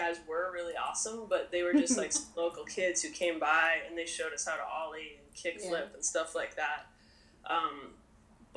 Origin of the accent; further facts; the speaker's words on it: Kelowna, British Columbia, Canada; I'm from British Columbia, Canada. I grew up, like, about a 6-hour drive inland from Vancouver near a town called Kelowna.